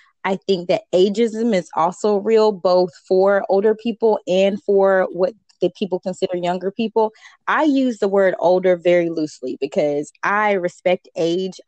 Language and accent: English; the South, United States; I'm from the South.